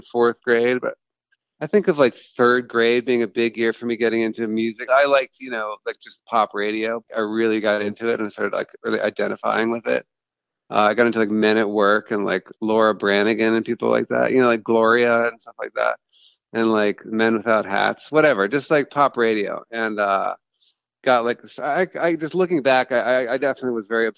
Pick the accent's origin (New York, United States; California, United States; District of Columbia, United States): District of Columbia, United States; Washington; I am a songwriter from Washington, D.C.